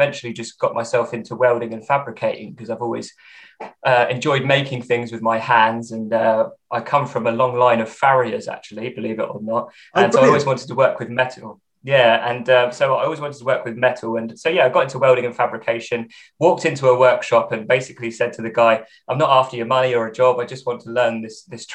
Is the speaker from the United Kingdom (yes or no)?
yes; England, United Kingdom; I'm English. That's my ethnicity. And this is England